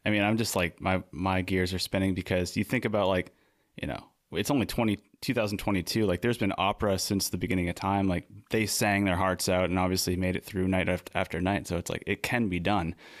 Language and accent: English; Maine, United States; also born or lived in New England; now in San Diego, United States; we're from Maine